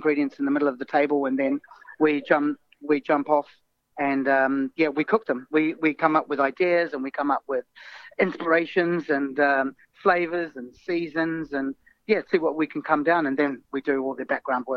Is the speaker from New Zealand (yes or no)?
yes; Wellington, New Zealand; moved away as an adult; now in London, United Kingdom; I was brought up in New Zealand, but my mother is English.